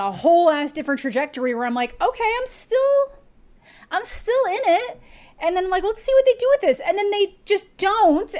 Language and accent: English; Canada; as a Canadian